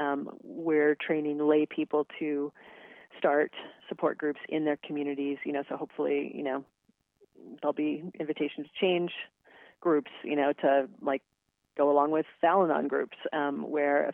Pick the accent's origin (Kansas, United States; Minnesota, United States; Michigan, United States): Kansas, United States; Western; I grew up in Western Kansas